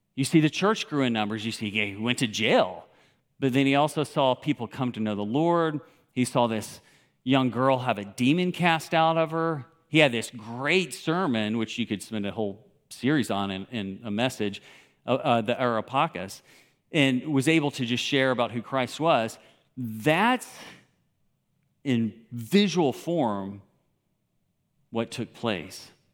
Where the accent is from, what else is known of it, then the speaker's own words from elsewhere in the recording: Memphis, Tennessee, United States; moved away as an adult; also born or lived in Moscow / Kyrgyzstan; growing up in Memphis, Tennessee, which I did.